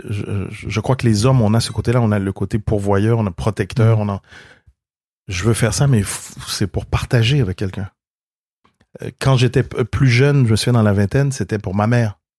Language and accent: French; Quebec, Canada; moved away; je suis un Québécois